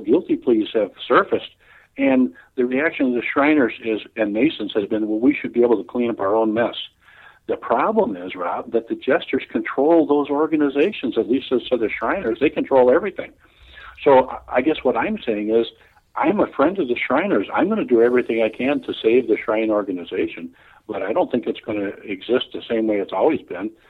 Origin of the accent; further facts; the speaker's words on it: Chicago, Illinois, United States; born and raised in Chicago